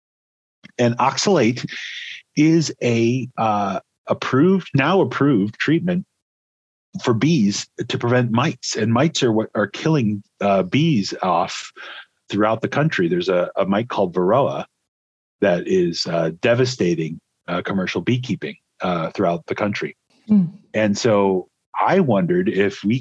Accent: Illinois, United States; moved away as an adult; now in Corvallis, Oregon, United States; I'm originally from Illinois

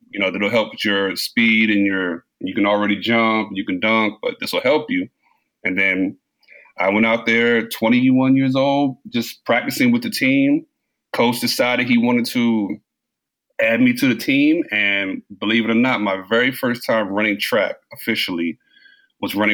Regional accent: Brooklyn, New York, United States; born there; also born or lived in Maryland / Washington, D.C.; Um, I was born in I was born in Brooklyn, Brooklyn, New York.

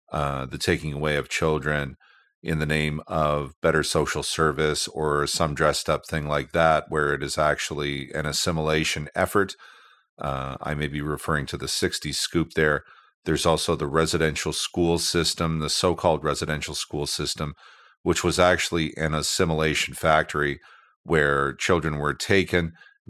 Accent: Eastern Canada, Canada; born there; even though I was born here. I was born in Eastern Canada.

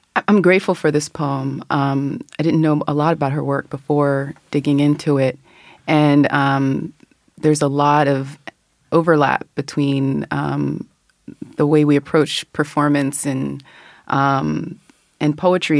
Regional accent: Philadelphia, Pennsylvania, United States; I was born there. I grew up outside of Germantown, but returned as a young adult and have been there ever since.

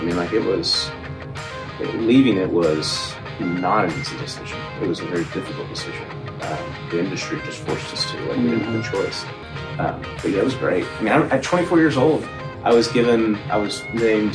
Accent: Knoxville, Tennessee, United States; Born and raised in Knoxville, East Knoxville

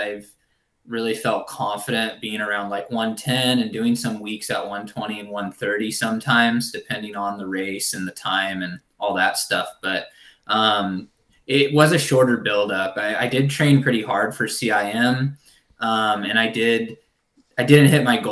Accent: Southern Oregon, United States; moved away as an adult; also born or lived in Ashland, Oregon; now in Sacramento, United States; a community college back in my hometown in Southern Oregon

